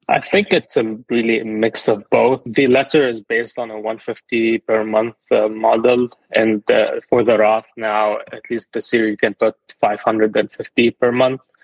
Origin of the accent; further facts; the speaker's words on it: Lebanon; moved away as an adult; now in United States; I'm originally from Lebanon. I moved to the US in 2019.